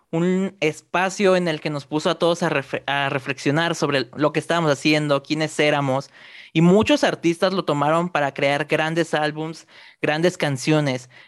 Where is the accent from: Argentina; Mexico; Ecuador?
Mexico; Guadalajara, Jalisco; Soy orgullosamente de Guadalajara.